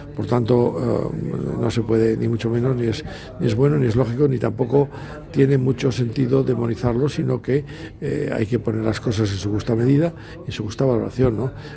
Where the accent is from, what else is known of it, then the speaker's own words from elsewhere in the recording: Spain; todos los que somos españoles